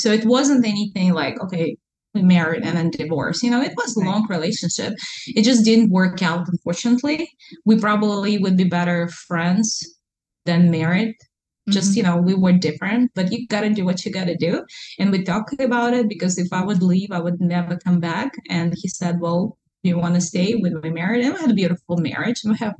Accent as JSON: {"language": "English", "region": "Alaska", "country": "United States", "tie": "born or raised there", "also_born_or_lived": "Russia", "said": "I lived in Alaska longer than I lived in Russia. I was born in Russia, but I'm Alaskan."}